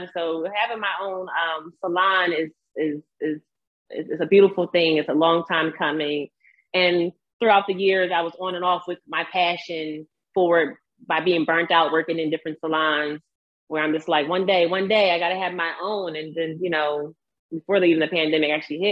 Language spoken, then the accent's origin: English; Chesilhurst, New Jersey, United States; I'm from Chislehurst